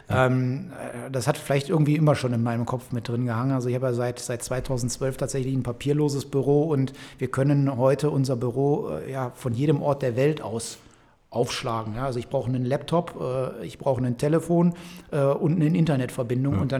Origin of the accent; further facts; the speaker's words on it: Velbert, North Rhine-Westphalia, Germany; Wir sitzen in Felbert. Ich bin in Felbert geboren, bin in Felbert zur Schule gegangen.